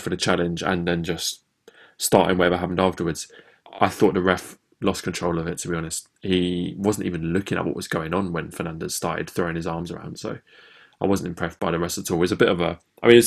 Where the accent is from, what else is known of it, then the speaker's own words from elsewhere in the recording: England, United Kingdom; as English fans